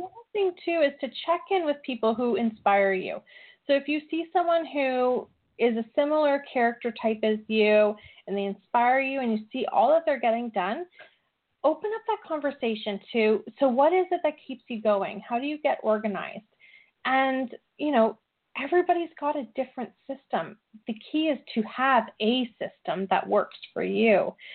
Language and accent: English; Canada; I'm very Canadian.